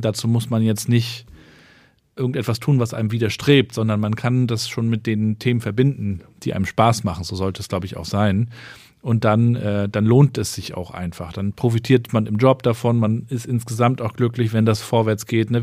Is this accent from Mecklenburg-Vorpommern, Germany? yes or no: yes; Rostock, Mecklenburg-Vorpommern, Germany; Ich bin ja in Rostock in Warnemünde aufgewachsen